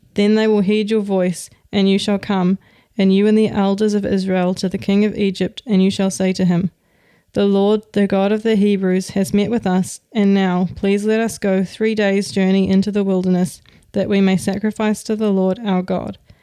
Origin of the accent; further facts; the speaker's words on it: New Zealand; now in Denmark; I'm from New Zealand